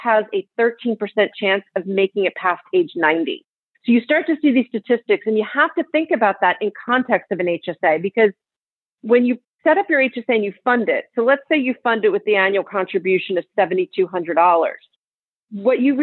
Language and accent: English; New Jersey, United States; now in California, United States; I'm from New Jersey and I live in California